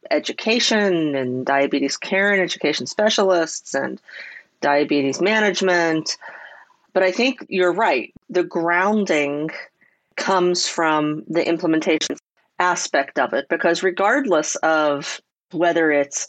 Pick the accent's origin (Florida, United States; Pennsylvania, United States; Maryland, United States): Pennsylvania, United States; Pittsburgh; I was born and raised in Pittsburgh